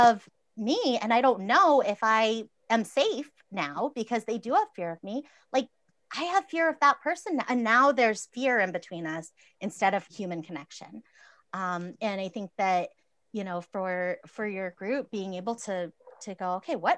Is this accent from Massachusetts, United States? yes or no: yes; Massachusetts, United States; I grew up in Massachusetts